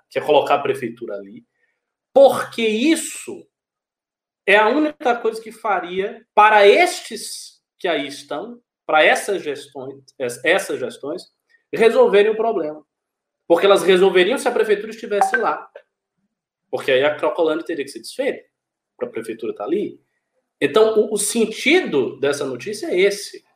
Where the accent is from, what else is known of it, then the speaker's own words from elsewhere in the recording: Salvador, Bahia, Brazil; eu sou de Salvador